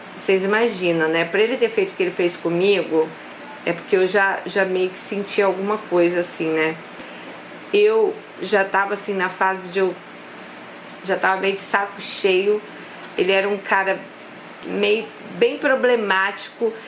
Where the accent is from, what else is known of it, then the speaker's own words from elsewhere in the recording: Brazil; a gente é brasileira